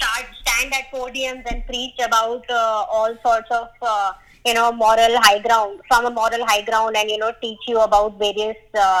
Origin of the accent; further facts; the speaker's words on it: India; As a Indian, every single Indian needs to listen